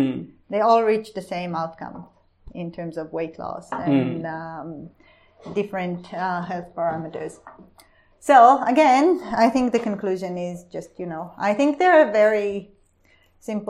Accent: Israel; now in Australia; I come from Israel

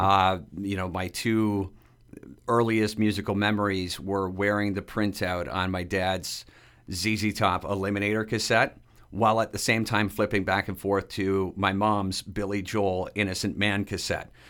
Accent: Dresden, Ontario, Canada; growing up in Dresden, Ontario

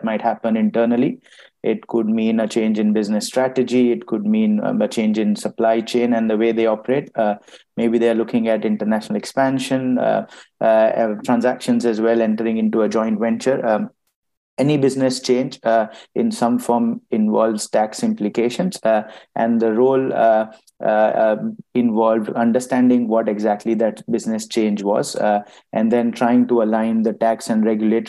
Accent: India; moved away as an adult; also born or lived in Ireland; now in United Kingdom; I moved to the EY office in my hometown, back in India

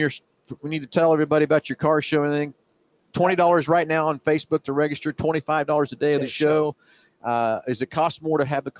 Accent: Halstead, Kansas, United States; my hometown, Halstead.

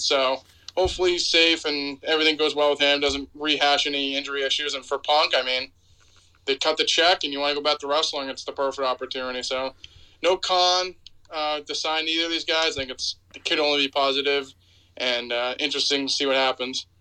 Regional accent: North Attleboro, Massachusetts, United States; there's a showcase cinema in my hometown in North Attleboro

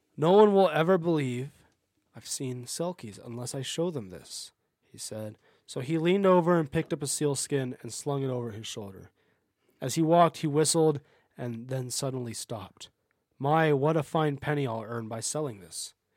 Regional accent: United States; my family is more Scottish than we are Irish, even though we are American and not truly either

